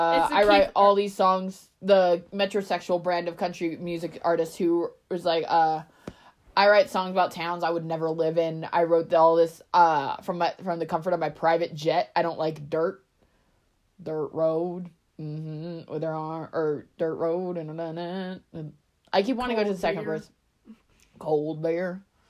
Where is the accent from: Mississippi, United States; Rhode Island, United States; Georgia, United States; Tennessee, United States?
Tennessee, United States; I had to make sure you know I'm from Tennessee. Tennessee.